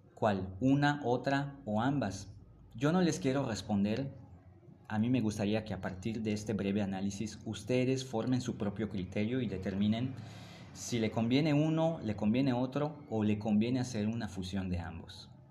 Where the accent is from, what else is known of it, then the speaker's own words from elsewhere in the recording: Mérida, Yucatán, Mexico; de donde yo vengo está en esta parte del sureste de México, en un lugar que se llama Yucatán y en una pequeña ciudad que se llama Mérida